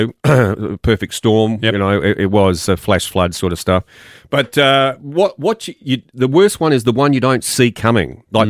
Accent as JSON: {"language": "English", "town": "Perth", "region": "Western Australia", "country": "Australia", "said": "Well, I'm from Perth"}